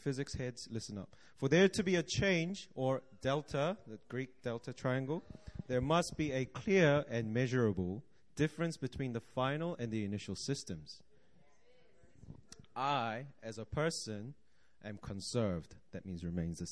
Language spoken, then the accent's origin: English; Auckland, New Zealand; now in Seoul, South Korea; I grew up in Auckland, New Zealand